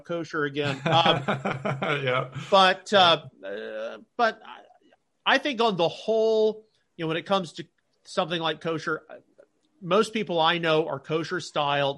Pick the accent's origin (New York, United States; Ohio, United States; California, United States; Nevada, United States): Ohio, United States; Cincinnati; I'm from Cincinnati